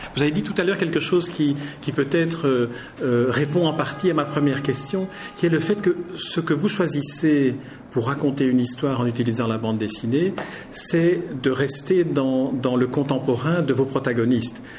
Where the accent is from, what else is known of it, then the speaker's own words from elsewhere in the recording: Belgium; on est belges tous les deux